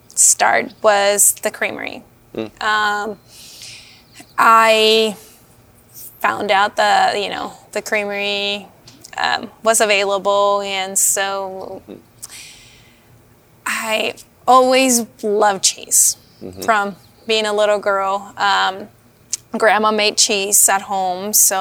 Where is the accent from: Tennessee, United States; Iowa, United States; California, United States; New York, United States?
California, United States; now in Washington, United States; I came from California. Mm-hmm. Moved to Washington to raise a family.